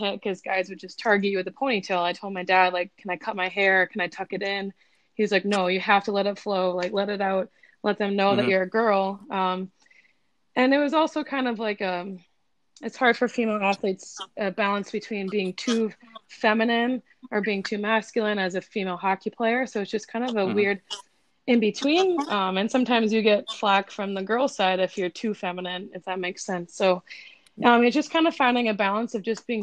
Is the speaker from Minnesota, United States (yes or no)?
yes; Minnesota, United States; also born or lived in Eden Prairie, Minnesota; I'm from Minnesota, so if you don't play hockey, you're kind of an outcast. So kind of growing up, I had a younger brother